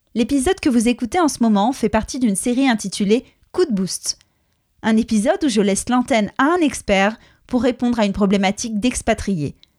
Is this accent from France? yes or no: yes; France; also born or lived in England; now in United Kingdom; je suis française. On parle français à la maison, mes parents sont portugais